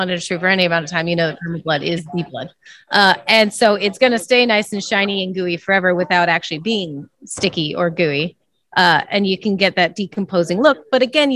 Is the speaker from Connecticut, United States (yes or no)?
no; St. Louis, Missouri, United States; We're actually from the St. Louis area, right on the Mississippi